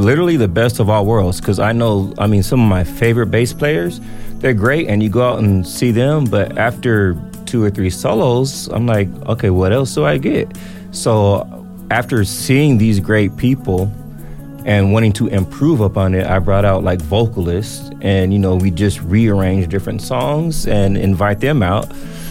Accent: California, United States; now in Las Vegas, United States; I love the shows out here, because I came from Cali.

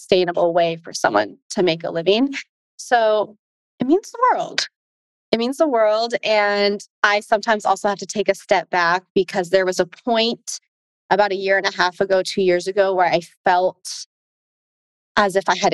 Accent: United States; I'm Asian American

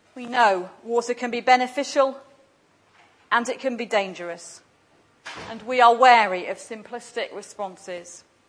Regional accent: England, United Kingdom; now in Glasgow, United Kingdom; I was English coming from Glasgow

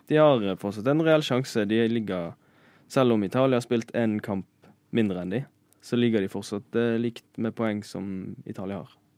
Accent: Bergen, Vestland, Norway; moved away as an adult; now in Oslo, Norway; Jeg er fra Bergen.

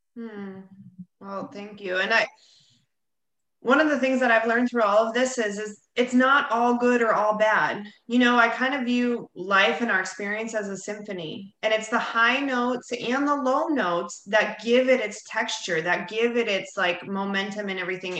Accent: Bonita Springs, Florida, United States; here in my hometown, Bonita Springs, Florida.

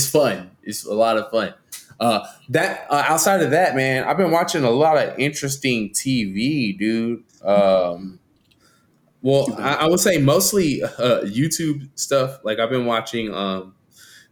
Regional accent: San Antonio, Texas, United States; my hometown team, Spurs

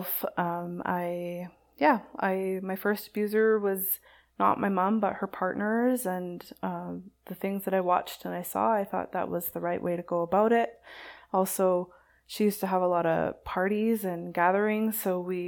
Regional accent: Saskatoon, Saskatchewan, Canada; moved away; So I'm from Saskatoon originally

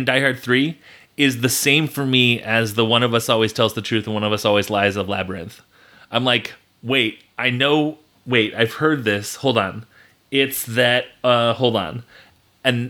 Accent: United States; I'm American

